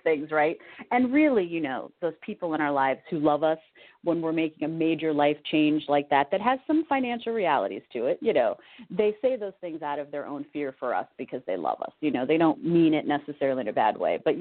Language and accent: English; California, United States; moved away as an adult; also born or lived in Connecticut; I'm from California